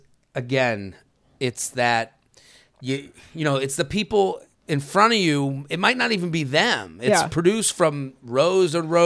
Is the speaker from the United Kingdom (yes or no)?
yes; United Kingdom; I'm a Brit, but my dad and his side of the family are French.